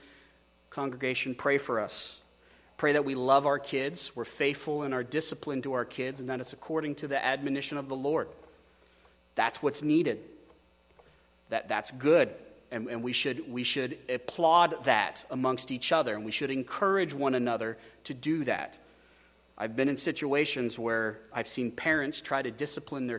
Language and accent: English; Oregon, United States; I say, Oregon